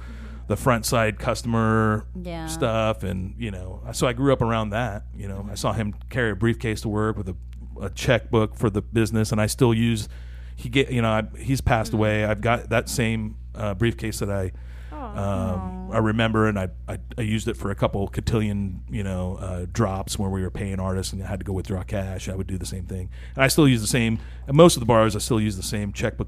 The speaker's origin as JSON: {"language": "English", "town": "Topeka", "region": "Kansas", "country": "United States", "tie": "born or raised there", "also_born_or_lived": "Ipoh, Malaysia", "lives_now": "Wichita, United States", "said": "I grew up in Topeka, and then went to college at Southwestern"}